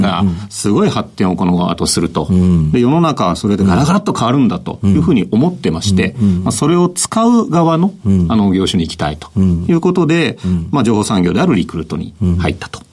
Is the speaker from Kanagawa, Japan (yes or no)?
yes; Yokohama, Kanagawa, Japan; also born or lived in Kawasaki; 川崎生まれ横浜育ちです